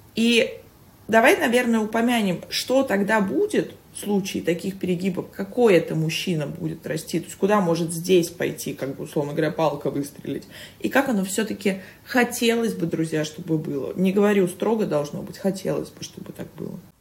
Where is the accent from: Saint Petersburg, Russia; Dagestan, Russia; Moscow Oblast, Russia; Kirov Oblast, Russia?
Saint Petersburg, Russia; moved away as an adult; now in Moscow, Russia